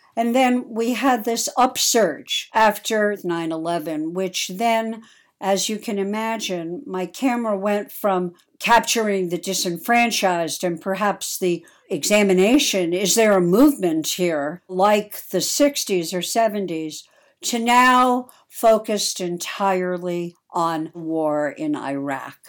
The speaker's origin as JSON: {"language": "English", "town": "New York City", "region": "New York", "country": "United States", "tie": "born or raised there", "said": "I was born in New York City"}